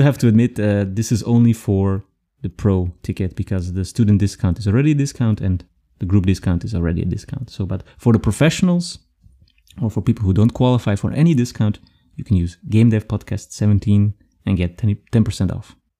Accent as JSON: {"language": "English", "country": "Belgium", "also_born_or_lived": "Frankfurt", "moved": "yes", "lives_now": "Germany", "said": "I'm from Belgium and I moved here"}